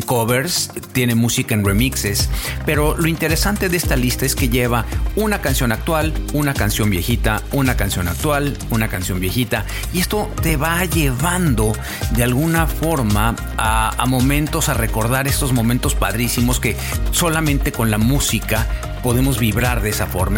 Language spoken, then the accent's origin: Spanish; Mexico; now in Vancouver, Canada; vivo en Vancouver, en Canadá. Soy mexicano.